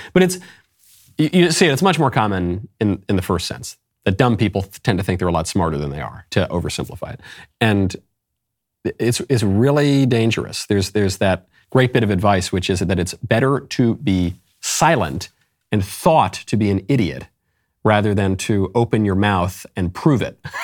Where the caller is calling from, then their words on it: Puerto Rico; I'm calling from Puerto Rico